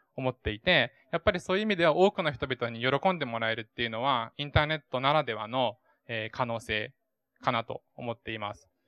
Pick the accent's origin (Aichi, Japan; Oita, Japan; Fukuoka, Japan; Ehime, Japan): Oita, Japan; moved away; 僕の地元大分